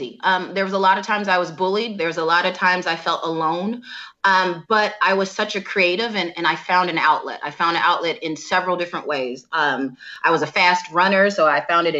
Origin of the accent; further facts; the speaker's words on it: Downers Grove, Illinois, United States; also born or lived in Chicago; I grew up in Donner's Grove, Illinois